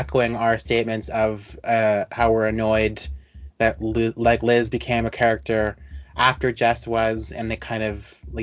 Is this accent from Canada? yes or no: yes; Canada; We're still Canadian